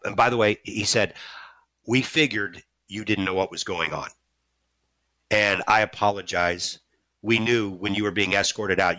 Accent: St. Louis, Missouri, United States; I'm from St. Louis.

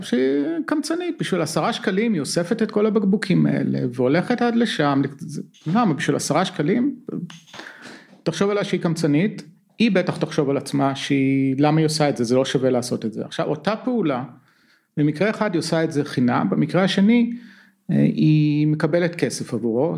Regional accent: Israel; born or raised there; moved away as an adult; now in California, United States

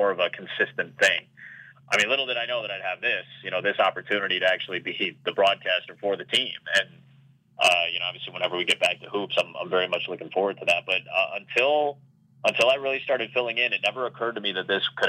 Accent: Chicago, Illinois, United States; I grew up in Chicago

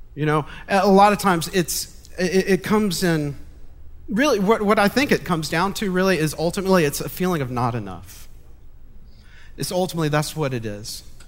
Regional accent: Montgomery, Alabama, United States; I was born and raised in Montgomery

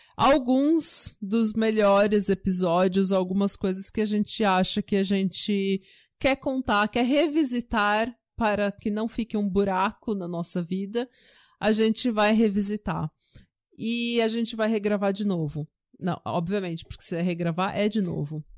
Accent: São Paulo, Brazil; moved away as an adult; now in Norway; eu já nasci na Vila São José, sabe? Pegava o Jabaquara lotado até a Estação Consolação

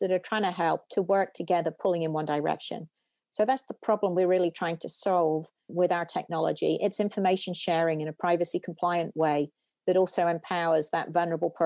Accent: United Kingdom; moved away as an adult; now in United States; you can tell from my accent, I didn't grow up in the US, I grew up in the UK

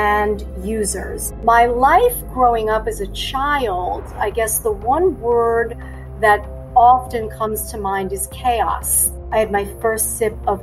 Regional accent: New York City, New York, United States; I am a native New Yorker. I was born and raised in mostly in Queens, New York

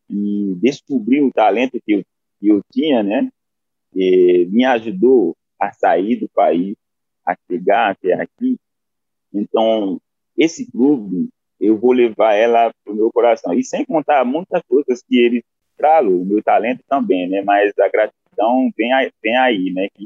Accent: Haiti; Portuguese is a second language; a alegria que eu sinto e todos os haitianos sentem para poder pra ver um, uma postura dessa, né?

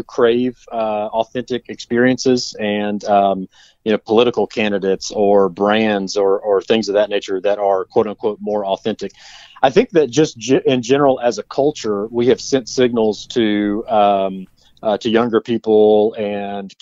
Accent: Forest City, North Carolina, United States; also born or lived in Asheville, North Carolina; now in Caswell County, United States; Born and raised in Forest City, North Carolina, which is about halfway between Asheville and Charlotte

